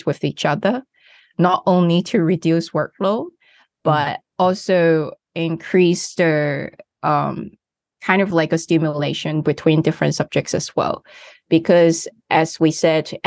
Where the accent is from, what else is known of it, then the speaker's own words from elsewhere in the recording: Hong Kong; I come from Hong Kong. As a student, I study in a local school.